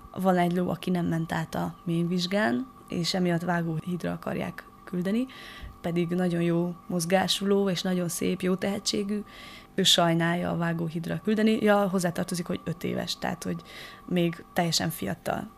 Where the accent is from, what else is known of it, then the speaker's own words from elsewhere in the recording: Madéfalva, Harghita County, Romania; now in Eger, Hungary; Madéfalváról származom, Erdélyben egy kis falucska